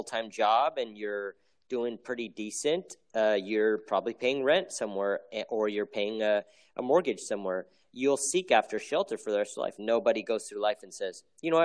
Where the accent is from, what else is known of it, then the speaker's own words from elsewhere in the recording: United States; I'm Korean American